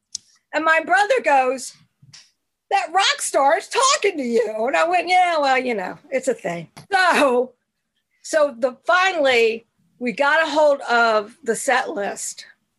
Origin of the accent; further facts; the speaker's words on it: Norfolk, Virginia, United States; born and raised in Norfolk, Virginia, which I may add is the home of Clarence Clemens.